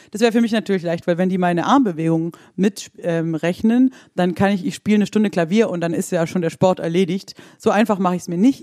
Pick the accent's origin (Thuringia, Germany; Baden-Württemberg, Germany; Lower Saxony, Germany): Baden-Württemberg, Germany; Swabia; ich bin ja ähm, aus dem Schwabenländle